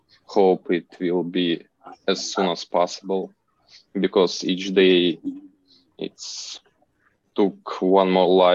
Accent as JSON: {"language": "English", "town": "Kharkiv", "region": "Kharkiv Oblast", "country": "Ukraine", "tie": "born or raised there", "said": "As you know … I'm from Kharkiv, and I've been living here for all my life. And Kharkiv is part of Ukraine, which is 40 kilometers from Russia territory."}